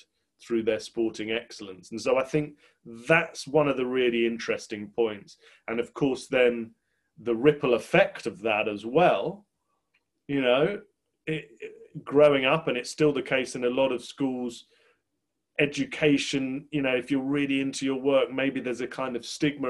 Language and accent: English; England, United Kingdom; as an Englishman